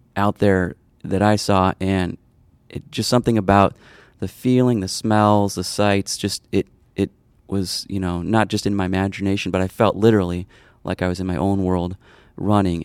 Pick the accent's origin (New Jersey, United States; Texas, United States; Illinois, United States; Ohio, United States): Illinois, United States; Arlington Heights; I grew up in the northwest suburbs of Chicago, a place called Arlington Heights.